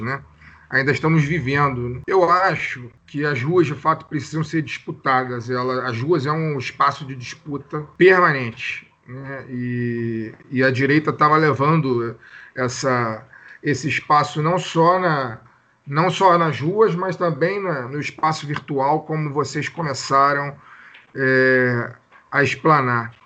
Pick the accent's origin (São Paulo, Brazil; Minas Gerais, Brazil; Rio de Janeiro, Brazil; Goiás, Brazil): Rio de Janeiro, Brazil; sou do Rio de Janeiro